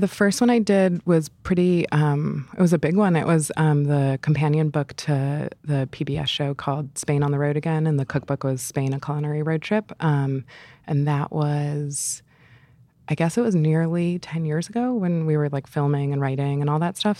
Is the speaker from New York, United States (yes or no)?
yes; New York City, New York, United States; moved away; being a New Yorker is such a big part of my personality.